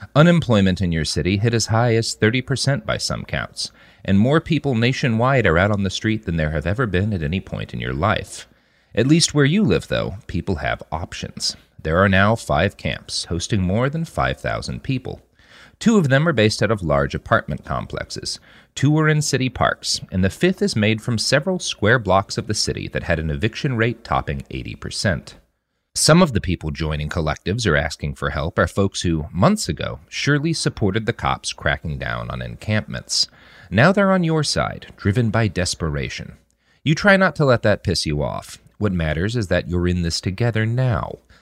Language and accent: English; the Bible Belt, United States; As a child growing up in the Bible Belt